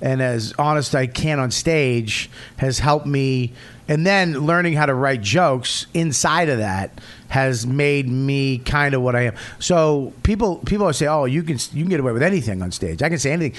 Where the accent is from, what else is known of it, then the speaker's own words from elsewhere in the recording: Boston, Massachusetts, United States; I'm from Boston